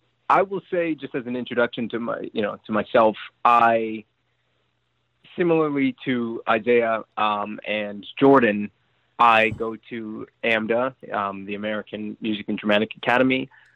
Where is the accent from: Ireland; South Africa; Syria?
South Africa; Johannesburg, Gauteng; moved away as an adult; now in United States; I was born and raised in Johannesburg, South Africa. I spent 18 years of my life there. I moved here in 2018.